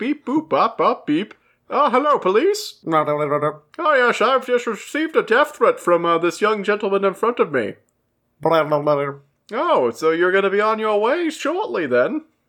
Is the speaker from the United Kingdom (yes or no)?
yes; United Kingdom; Nice chatting. I'm British.